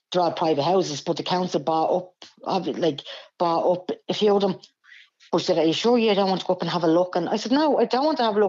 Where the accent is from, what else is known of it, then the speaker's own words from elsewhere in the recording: Dublin, Leinster, Ireland; I grew up in Blanchardstown, Cardiff area all my life.